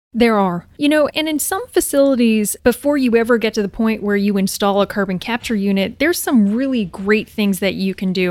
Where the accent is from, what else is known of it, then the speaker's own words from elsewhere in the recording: New Brunswick, Canada; moved away as an adult; I'm Canadian. I'm from New Brunswick, Canada.